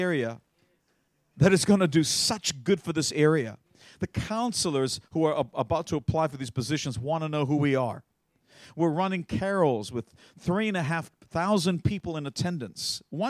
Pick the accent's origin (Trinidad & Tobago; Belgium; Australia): Australia; I'm an Australian